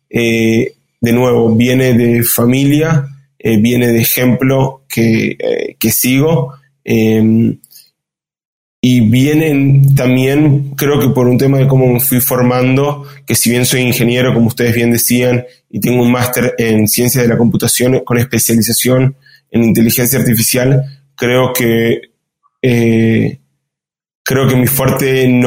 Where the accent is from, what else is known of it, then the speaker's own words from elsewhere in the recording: Uruguay; also born or lived in Israel / France / Argentina / Chile; como ustedes bien dijeron, soy uruguayo, además de haber vivido en Uruguay, Israel, Francia, Argentina, Chile, Brasil México y Estados Unidos.